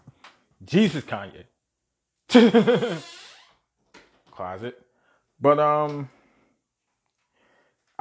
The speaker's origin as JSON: {"language": "English", "town": "New York City", "region": "New York", "country": "United States", "tie": "born or raised there", "said": "born and raised in Brooklyn"}